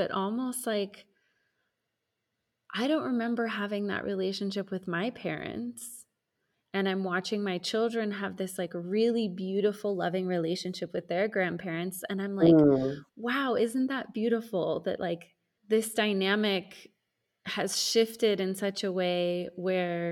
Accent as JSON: {"language": "English", "country": "United States", "tie": "born or raised there", "moved": "as an adult", "lives_now": "Mexico", "said": "the social order that I was raised in the United States for most of my life"}